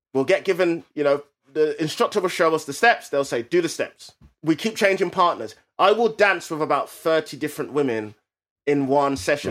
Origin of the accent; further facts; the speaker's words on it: England, United Kingdom; as English people or British people